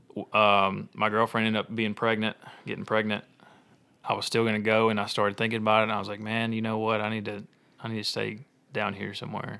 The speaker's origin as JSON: {"language": "English", "town": "Olive Branch", "region": "Mississippi", "country": "United States", "tie": "born or raised there", "said": "I grew up in Olive Branch"}